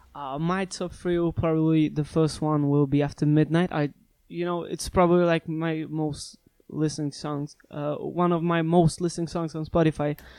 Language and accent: English; Szczecin, West Pomeranian Voivodeship, Poland; in my hometown in Szczecin